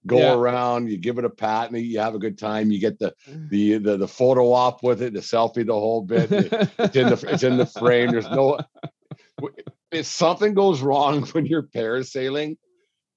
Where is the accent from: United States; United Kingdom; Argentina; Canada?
Canada; Alberta; I'm so from Alberta